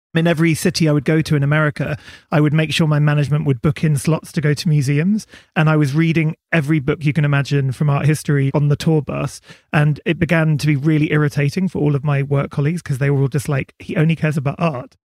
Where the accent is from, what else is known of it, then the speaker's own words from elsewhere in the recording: Berkshire, South East England, United Kingdom; I grew up in Berkshire by the river